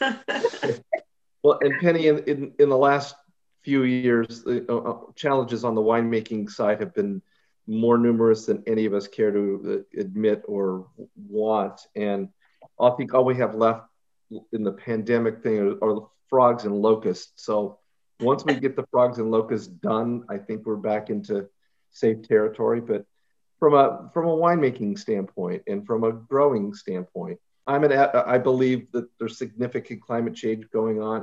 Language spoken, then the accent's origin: English; Ukiah, California, United States; I grew up in Ukiah